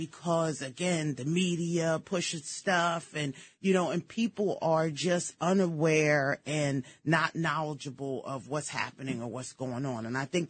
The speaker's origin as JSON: {"language": "English", "town": "Cherry Hill", "region": "New Jersey", "country": "United States", "tie": "born or raised there", "also_born_or_lived": "Harlem, New York", "moved": "yes", "said": "I grew up in Cherry Hill, New Jersey. Very pro-Israel."}